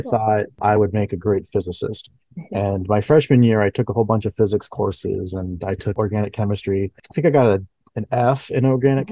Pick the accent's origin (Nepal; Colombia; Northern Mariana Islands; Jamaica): Northern Mariana Islands; moved away; also born or lived in Florida; I'm actually from the Northern Mariana Islands, even though I went to school in Florida